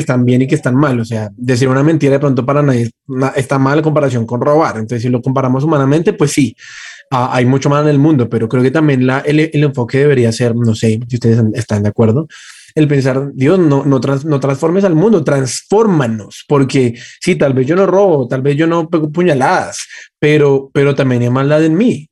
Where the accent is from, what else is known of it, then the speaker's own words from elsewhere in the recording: Colombia; como colombianos